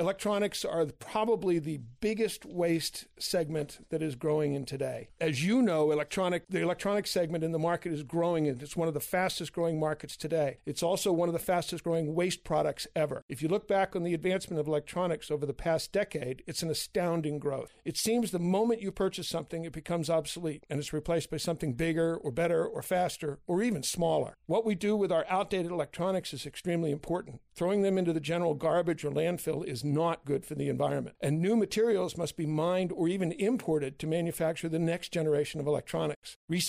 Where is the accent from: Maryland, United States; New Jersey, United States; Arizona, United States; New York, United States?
Maryland, United States; Baltimore; moved away as an adult; also born or lived in Philadelphia, Pennsylvania / Milford, Massachusetts; now in Houlton, United States; I was born and brought up in Baltimore, Maryland. Went to school in Philadelphia and came up to Maine about 20 years ago and semi-retired, and now I'm fully retired.